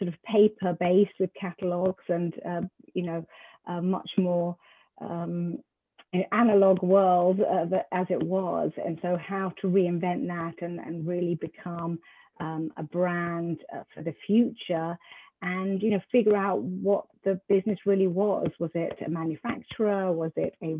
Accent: United Kingdom; moved away as an adult; also born or lived in London; now in North Carolina, United States; I am British, and I spent the early part of my career in the UK, mainly in London

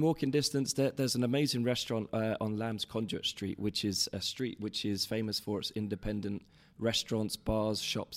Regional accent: London, United Kingdom; I grew up in Covent Garden

